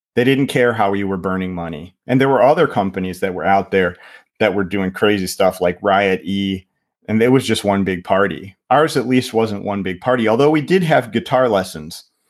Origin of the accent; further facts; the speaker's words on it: Ohio, United States; moved away as an adult; also born or lived in Michigan / Indiana; now in Finland; I grew up, um, in Ohio